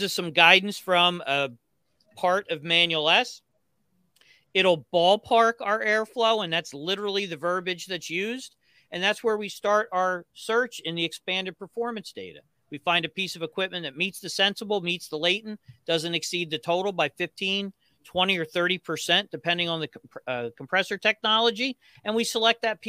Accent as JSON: {"language": "English", "region": "New Jersey", "country": "United States", "said": "I'm from New Jersey."}